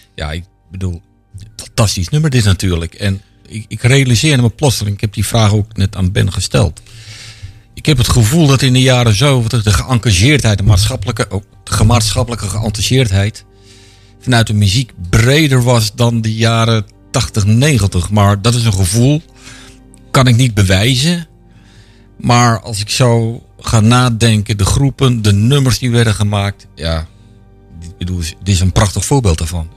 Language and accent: Dutch; Amsterdam, North Holland, Netherlands; moved away; also born or lived in Zeist; ik kom uit Amsterdam, mijn familie woont er nog voor een groot gedeelte